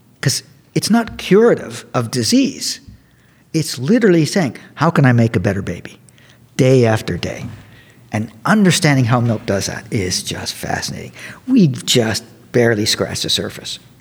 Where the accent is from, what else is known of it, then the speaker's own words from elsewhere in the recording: Canada; moved away as an adult; also born or lived in Cornell University, New York; now in Davis, United States; I'm Canadian